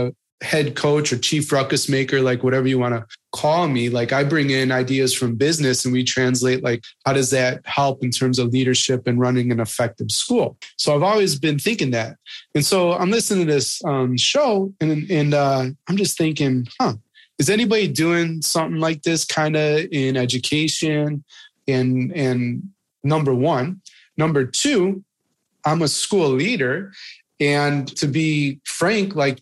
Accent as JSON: {"language": "English", "region": "Midwest", "country": "United States", "tie": "born or raised there", "also_born_or_lived": "Marietta, Georgia", "moved": "as an adult", "said": "growing up in the Midwest"}